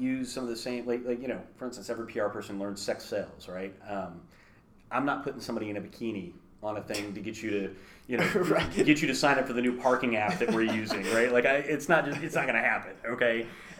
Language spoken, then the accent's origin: English; Kansas City, United States; born there; I was born in Kansas City, but I've lived in like 32 places in my life.